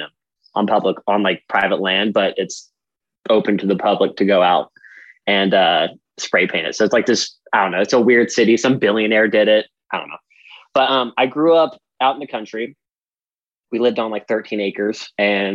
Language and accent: English; Amarillo, Texas, United States; also born or lived in California; now in Tempe, United States; I'm originally from Amarillo, Texas